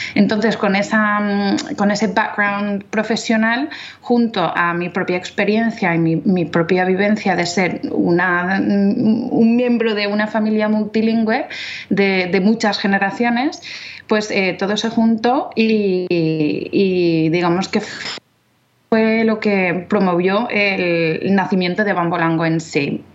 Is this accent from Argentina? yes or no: no; London, United Kingdom; Spanish is a second language; moved away as an adult; also born or lived in Oviedo, Spain; now in Valencia, Spain; yo soy inglesa, de nacimiento y de crianza. Eh, vivía en Londres em, con mis padres